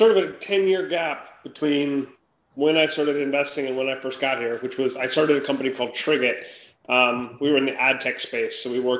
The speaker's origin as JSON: {"language": "English", "region": "Minnesota", "country": "United States", "tie": "born or raised there", "also_born_or_lived": "Limerick, Ireland", "moved": "as an adult", "lives_now": "San Francisco Bay Area, United States", "said": "Yeah, so I grew up in Minnesota"}